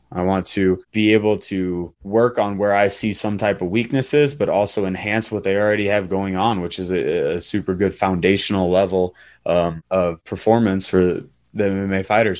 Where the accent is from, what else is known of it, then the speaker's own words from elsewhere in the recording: central Illinois, United States; I grew up in a pretty rural town and uh, in the central Illinois